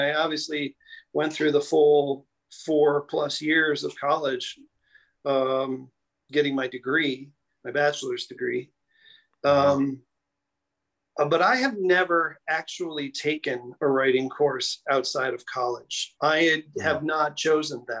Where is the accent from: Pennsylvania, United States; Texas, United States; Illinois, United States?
Illinois, United States; Chicago; also born or lived in Denver; now in New York City, United States; I was born and raised in Chicago, Illinois.